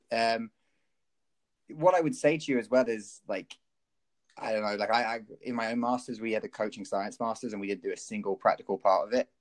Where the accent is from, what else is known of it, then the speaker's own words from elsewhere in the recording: County Kerry, Munster, Ireland; I grew up down in Kerry